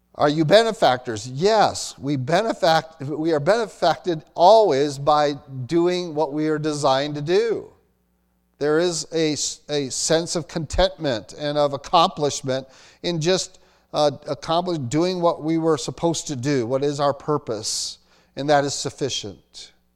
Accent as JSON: {"language": "English", "country": "United States", "said": "In America, so I'm American. I'm Dutch born, Amer, uh, Dutch male American"}